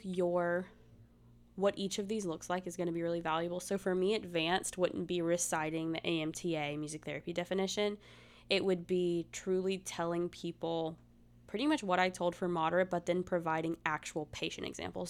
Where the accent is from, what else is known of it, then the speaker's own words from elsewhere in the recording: the South, United States; I'm from the South